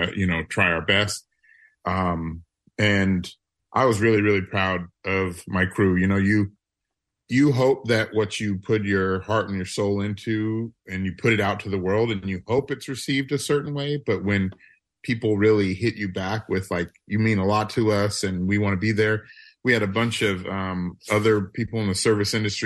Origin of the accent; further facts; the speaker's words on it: New Orleans, Louisiana, United States; moved away; I'm from New Orleans